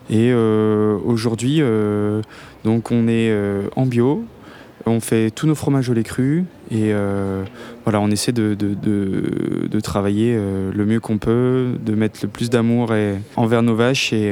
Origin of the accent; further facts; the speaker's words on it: Auvergne-Rhône-Alpes, France; now in Chamonix, France; Moi et ma compagne, on vient des Aravis.